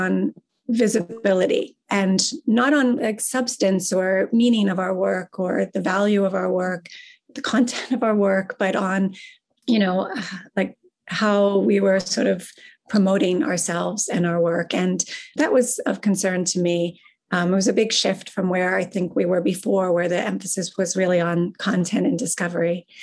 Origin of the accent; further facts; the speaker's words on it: Pittsburgh, Pennsylvania, United States; now in Ann Arbor, United States; growing up in Pittsburgh